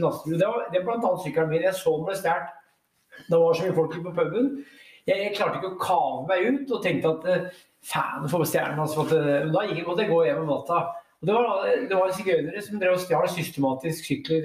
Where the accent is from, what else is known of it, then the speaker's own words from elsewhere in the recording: Brumunddal, Innlandet, Norway; also born or lived in Elverum; now in Oslo, Norway; i Brumunddal der jeg vokste opp